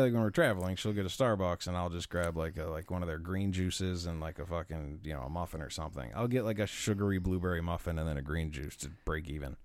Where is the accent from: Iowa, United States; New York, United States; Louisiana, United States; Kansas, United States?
New York, United States; Buffalo; we're from Buffalo.